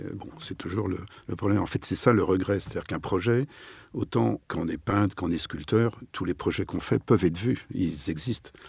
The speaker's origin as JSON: {"language": "French", "town": "Nantes", "region": "Pays de la Loire", "country": "France", "tie": "born or raised there", "also_born_or_lived": "Paris", "moved": "as an adult", "said": "Je suis nantais. Ah. Et euh, j'ai fait toutes mes études secondaires à Nantes"}